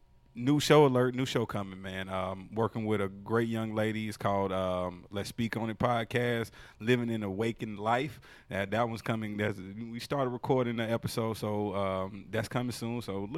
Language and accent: English; North Carolina, United States; I'm North Carolina.